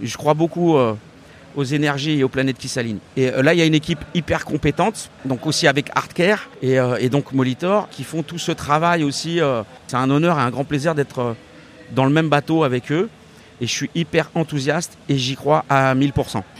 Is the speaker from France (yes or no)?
yes; Saint-Denis, Île-de-France, France; J'ai grandi à Saint-Denis, euh, j'habite toujours à Saint-Denis